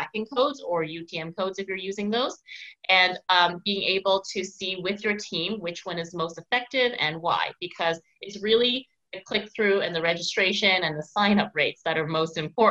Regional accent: Victoria, British Columbia, Canada; now in Montreal, Canada; out in Victoria, BC, so my hometown

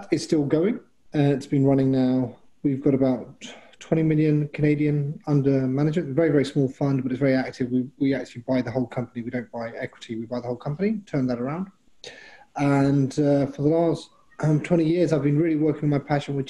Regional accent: London, United Kingdom; moved away; I'm from London originally

